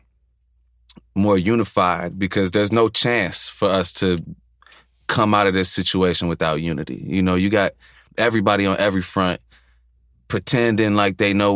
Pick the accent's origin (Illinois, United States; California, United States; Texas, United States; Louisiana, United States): Illinois, United States; Chicago; growing up in Chicago, for me specifically, was at times kind of like a dual existence